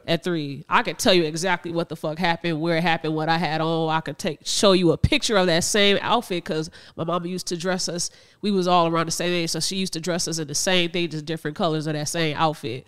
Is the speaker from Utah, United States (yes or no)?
no; Northwest Indiana, United States; We are from Northwest Indiana in the Chicagoland area